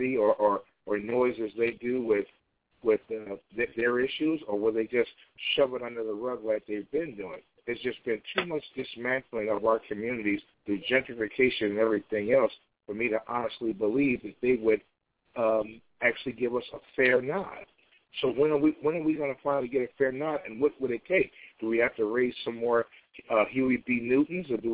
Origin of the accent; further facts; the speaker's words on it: Chicago, Illinois, United States; my hometown, Chicago